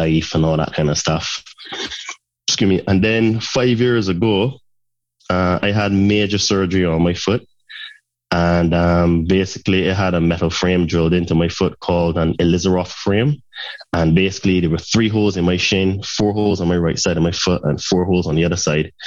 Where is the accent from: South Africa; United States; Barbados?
Barbados; Saint Peter; moved away as an adult; also born or lived in United Kingdom; originally I'm from Barbados and I spent half of my life there. And then as I became a young adult, I went to study in the UK